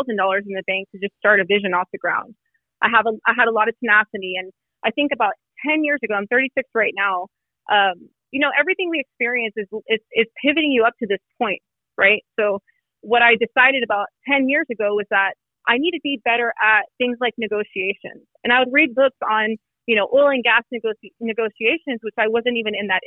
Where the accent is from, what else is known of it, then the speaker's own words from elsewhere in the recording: Phoenix, Arizona, United States; I was born in Phoenix, Arizona, my family is Mexican and Cuban.